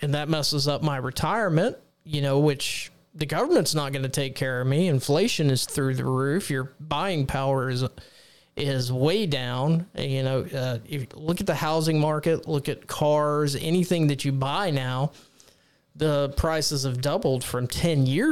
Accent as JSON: {"language": "English", "region": "Texas", "country": "United States", "tie": "born or raised there", "said": "my home state of Texas, the great state of Texas"}